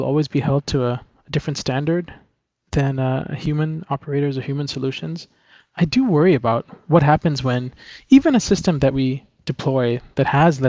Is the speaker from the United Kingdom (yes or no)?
no; Philippines; now in New York, United States; I grew up in the Philippines, but I had a lot of exposure to the US and other countries. I grew up in an international environment, and I went to college at MIT in Cambridge, in Massachusetts.